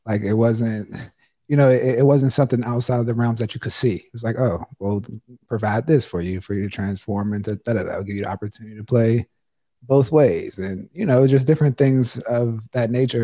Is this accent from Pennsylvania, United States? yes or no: yes; Pittsburgh, Pennsylvania, United States; growing up in Pittsburgh